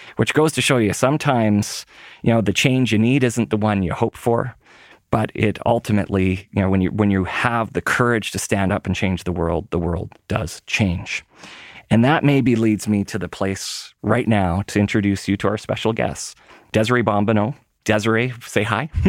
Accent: Winnipeg, Manitoba, Canada; moved away; when I was a kid growing up in Winnipeg

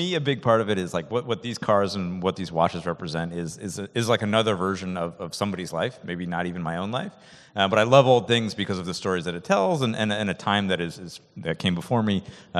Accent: Rochester, New York, United States; I'm a kid from Rochester, New York.

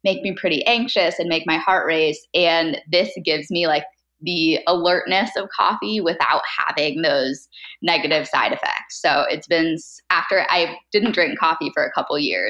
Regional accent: San Diego, California, United States; also born or lived in Seattle; I grew up in San Diego, which is where I live now still

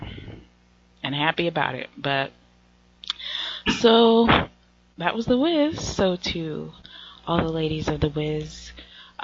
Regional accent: the South, United States; now in Washington, D.C., United States; we're Southerners

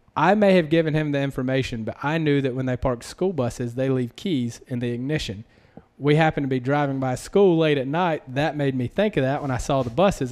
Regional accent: South Carolina, United States; accent: Southern; moved away as an adult; also born or lived in Las Vegas / Southern California; I was from South Carolina

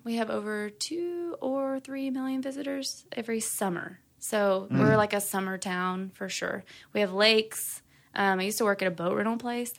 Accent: Hot Springs, Arkansas, United States; So I am originally born and raised in Hot Springs, Arkansas. And I grew up with an artistic family.

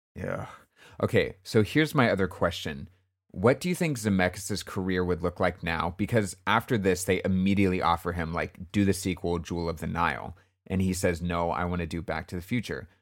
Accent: California, United States; I grew up in California, so we didn't have snow

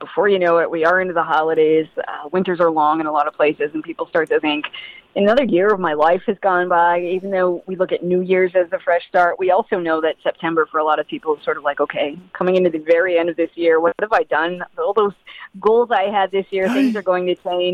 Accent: Maine, United States; I grew up in Maine

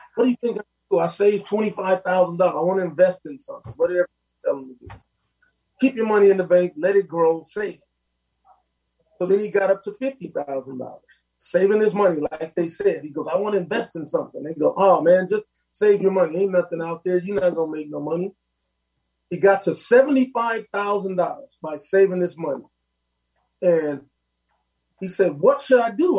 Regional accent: Los Angeles, California, United States; I lived on 45th in Vermont. I went to Manual Arts you know, right now I'm 57, so it was back in the day. And just from where I come from in my neighborhood

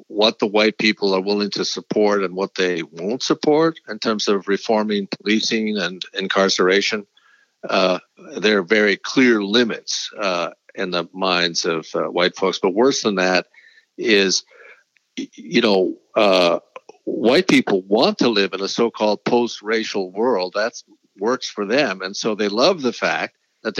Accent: Wisconsin, United States; elsewhere in Wisconsin, my home state

